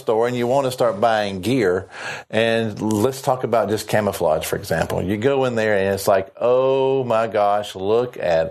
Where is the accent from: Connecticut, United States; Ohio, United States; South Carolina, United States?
South Carolina, United States; accent: southern; I'm from South Carolina.